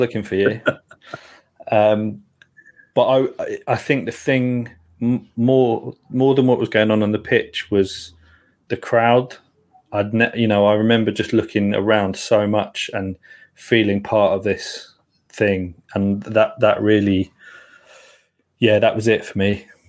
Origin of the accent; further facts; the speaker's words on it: London, United Kingdom; I grew up in Dalston.